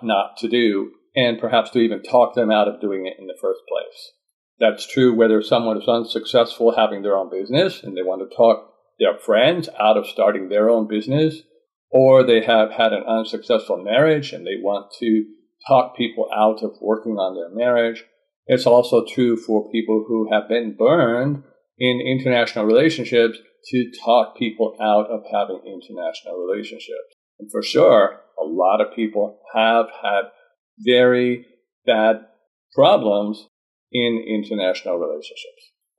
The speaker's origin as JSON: {"language": "English", "region": "Vermont", "country": "United States", "lives_now": "Georgia, United States", "said": "I'm from the USA, I'm from Vermont, and have traveled many places and lived in many places in the United States. Currently, I live in Georgia with my wife from Japan."}